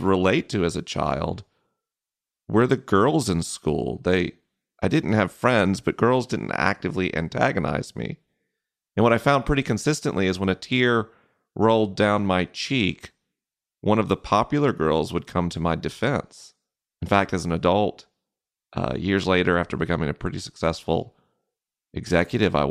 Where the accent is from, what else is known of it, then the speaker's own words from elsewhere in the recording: Florida, United States; growing up in the South